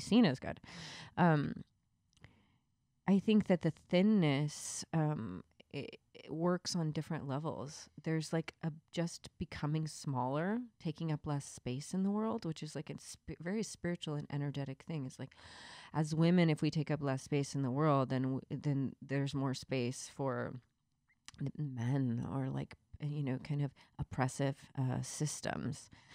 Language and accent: English; the Bible Belt, the South, United States; I grew up in the Bible Belt